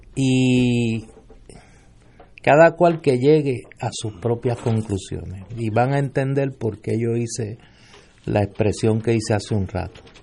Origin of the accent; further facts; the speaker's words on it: Puerto Rico; aquí nosotros somos un territorio de los Estados Unidos.